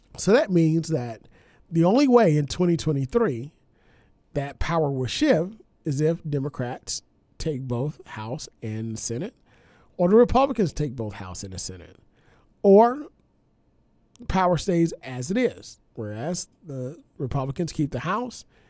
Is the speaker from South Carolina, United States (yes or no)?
no; Louisiana, United States; born or raised there; moved away